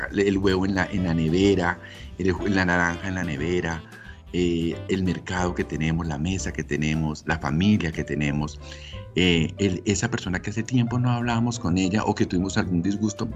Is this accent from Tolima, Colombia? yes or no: yes; Ibagué, Tolima, Colombia; moved away; yo soy de Ibagué, de la ciudad musical de Colombia. Mis padres son de Ibagué también.